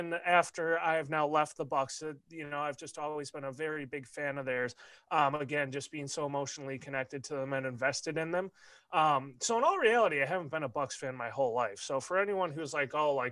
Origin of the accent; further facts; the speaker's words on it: Illinois, United States; also born or lived in Ohio; I was born in Illinois